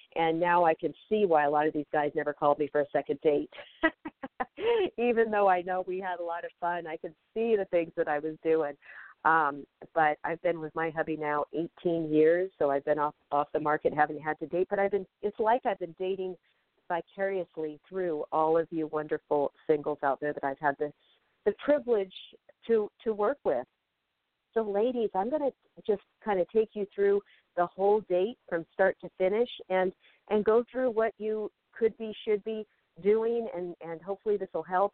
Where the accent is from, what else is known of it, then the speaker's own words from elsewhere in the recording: Federal Way, Washington, United States; now in Los Angeles, United States; I'm visiting my mom uh, in my hometown of Federal Way, Washington